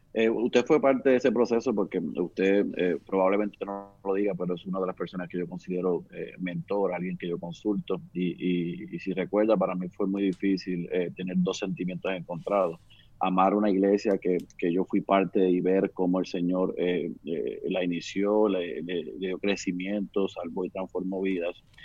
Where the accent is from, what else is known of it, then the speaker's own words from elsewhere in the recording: Puerto Rico; moved away as an adult; also born or lived in Oklahoma City; nací aquí en Puerto Rico